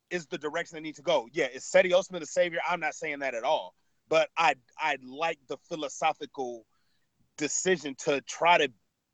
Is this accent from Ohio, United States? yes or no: yes; Cleveland, Ohio, United States; I grew up in Cleveland. I'm a Cleveland dirt.